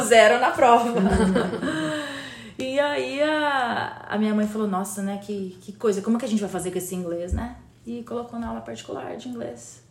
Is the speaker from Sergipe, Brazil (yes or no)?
no; Campinas, São Paulo, Brazil; also born or lived in Recife / Jaboatão dos Guararapes / Fortaleza / Westchester, New York; now in United States; Nascida e criada em Campinas, uh, interior de São Paulo